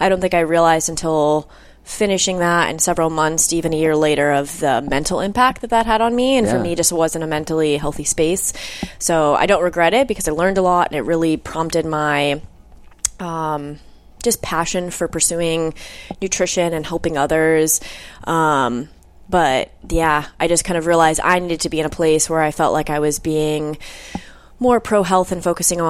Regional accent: Denver, Colorado, United States; also born or lived in Florida; born and raised in Denver, Colorado.

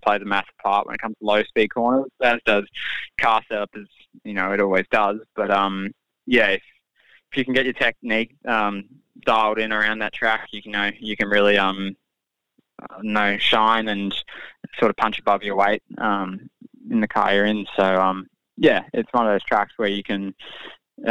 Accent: Gold Coast, Queensland, Australia; I was born on the Gold Coast

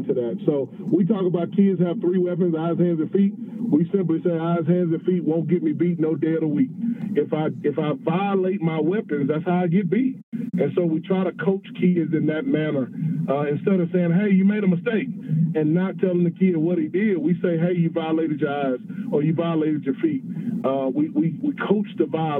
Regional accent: Texas, United States; moved away; I'm at the University of Sioux Falls, and I'm from Texas.

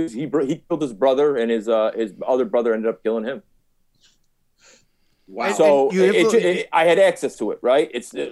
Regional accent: Chicago, Illinois, United States; I grew up in Little Italy, in Chicago, the epicenter of mob, not Taylor Street. Most people associate Little Italy with Taylor Street, but in the later years, Harlem Avenue became Little Italy.

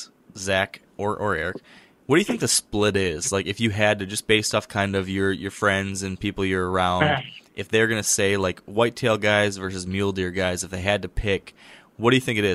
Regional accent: Michigan, United States; I'm from Michigan. I'm used to how we have it here

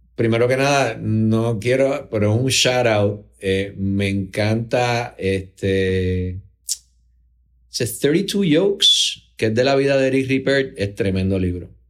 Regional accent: Puerto Rico; somos, todos los puertorriqueños

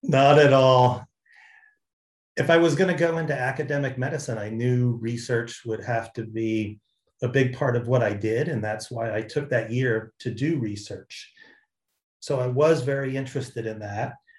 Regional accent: Jersey Shore, New Jersey, United States; moved away; I grew up in New Jersey on the Jersey Shore

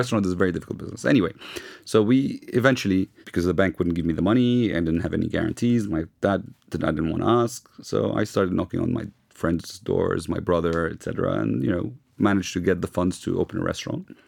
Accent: London, United Kingdom; now in Lebanon; I grew up in London

